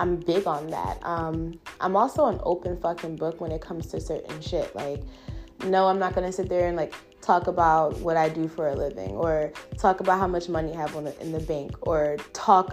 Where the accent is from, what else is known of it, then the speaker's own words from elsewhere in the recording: Philadelphia, Pennsylvania, United States; I'm from Philly, West Philly to be exact